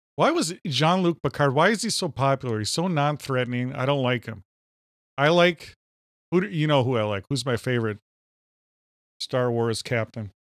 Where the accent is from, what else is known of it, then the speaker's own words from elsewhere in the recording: Minnesota, United States; accent: Minnesota; my Minnesota accent